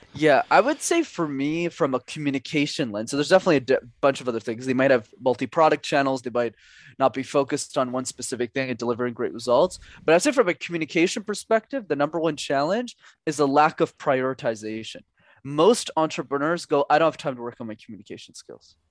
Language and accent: English; Montreal, Quebec, Canada; growing up in Montreal